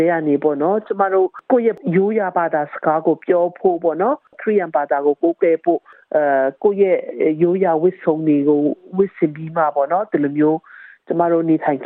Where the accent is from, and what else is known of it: Myitkyina, Kachin State, Myanmar; born or raised there; also born or lived in Putao